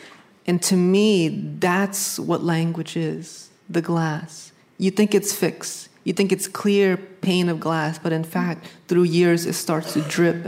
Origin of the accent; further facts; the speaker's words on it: New England, United States; You know, I grew up in New England